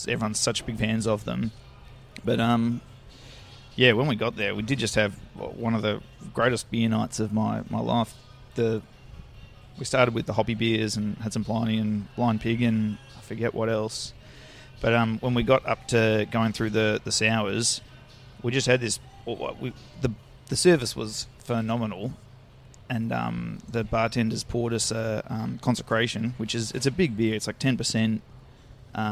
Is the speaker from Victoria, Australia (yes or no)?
yes; Melbourne, Victoria, Australia; I just grew up in Mount Waverley, just in Melbourne's eastern suburbs